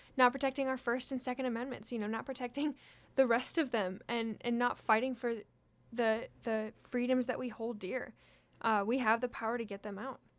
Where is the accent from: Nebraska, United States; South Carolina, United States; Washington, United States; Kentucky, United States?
Washington, United States; from my home state